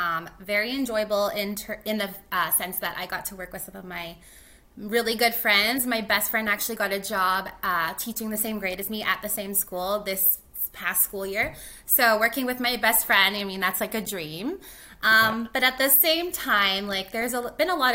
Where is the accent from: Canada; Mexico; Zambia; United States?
Canada; North Battleford, Saskatchewan; moved away as an adult; also born or lived in Grande Prairie, Alberta; now in Edmonton, Canada; I actually was not born and raised in Edmonton. I am from Saskatchewan, a little town, I guess city called North Battleford.